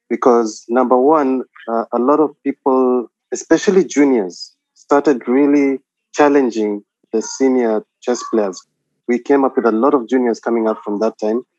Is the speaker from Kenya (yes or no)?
yes; Nairobi, Kenya; moved away as an adult; also born or lived in Eldoret, Kenya / Mombasa, Kenya; now in Qatar; I was born in Nairobi, and then uh, I went to high school in Nairobi